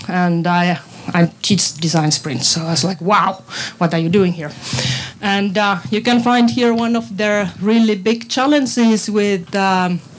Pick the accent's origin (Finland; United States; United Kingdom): Finland; English is a second language; now in Estonia; I come from Finland, so that's why it's also in English. My Estonian is so bad at the moment, but it will improve.